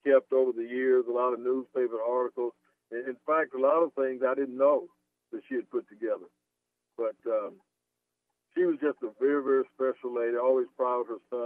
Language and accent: English; Mount Dora, Florida, United States; moved away; I grew up in a little town, Florida, and it's called Mount Dora, Florida.